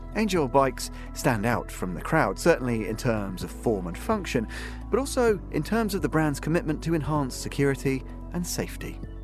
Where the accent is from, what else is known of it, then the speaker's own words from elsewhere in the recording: England, United Kingdom; when I was a kid, growing up in England